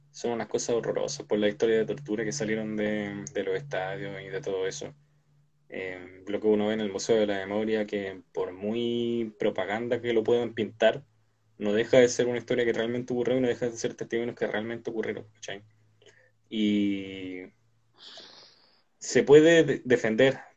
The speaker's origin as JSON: {"language": "Spanish", "country": "Chile", "said": "nosotros como chilenos estamos acostumbrados socialmente a, que nos remezcan cada cierto tiempo."}